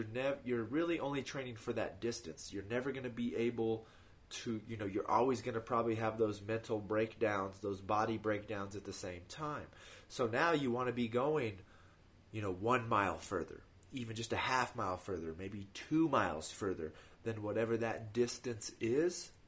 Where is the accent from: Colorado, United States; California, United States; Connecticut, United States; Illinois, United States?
Colorado, United States; I'm from Colorado. So for me, the elevation doesn't matter. Like, I've lived here my whole life.